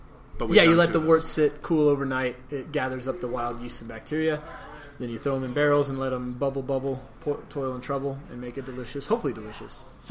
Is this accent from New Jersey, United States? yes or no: yes; New Jersey, United States; moved away; when I was growing up in New Jersey